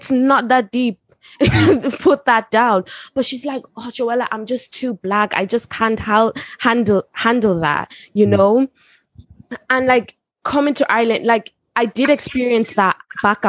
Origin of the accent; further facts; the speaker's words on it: South Africa; moved away; I'm from South Africa